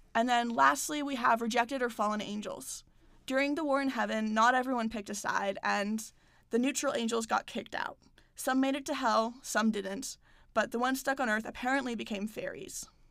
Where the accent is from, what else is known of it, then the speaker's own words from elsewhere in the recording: United States; I'm American